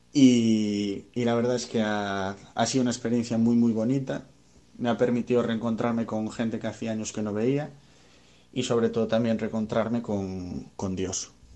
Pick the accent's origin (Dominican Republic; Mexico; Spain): Spain; Ferrol, Galicia; soy natural de Ferrol